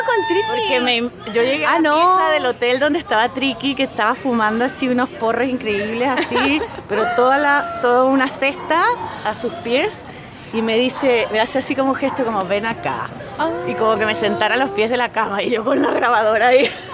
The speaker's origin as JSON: {"language": "Spanish", "country": "Venezuela", "tie": "born or raised there", "also_born_or_lived": "Spain", "moved": "yes", "lives_now": "Chile", "said": "Yo crecí en Venezuela"}